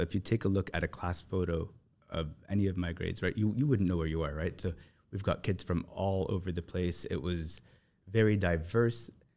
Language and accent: English; Toronto, Ontario, Canada; moved away as an adult; now in Abu Dhabi, United Arab Emirates; I grew up in Toronto